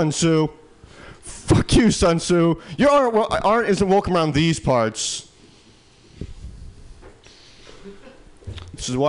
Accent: Midwest, United States; now in San Francisco Bay Area, United States; I'm come from the Midwest

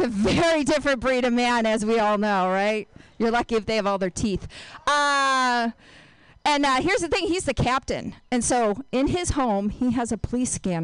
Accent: Binghamton, New York, United States; moved away; I'm from upstate New York

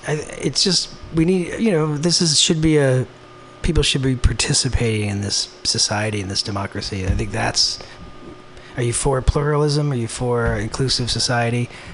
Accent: United States; as for me as a white person growing up in the United States, I don't know what that's like.

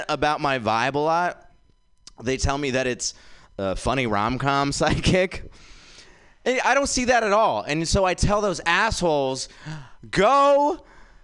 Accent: India; now in San Francisco, United States; I am from India, guys. I was born there

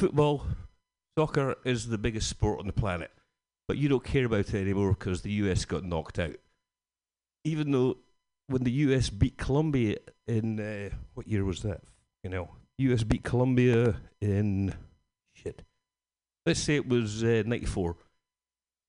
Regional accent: Scotland, United Kingdom; Being Scottish

